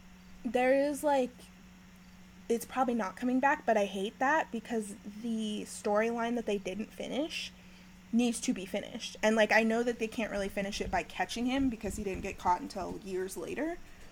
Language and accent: English; Kansas, United States; I'm from Kansas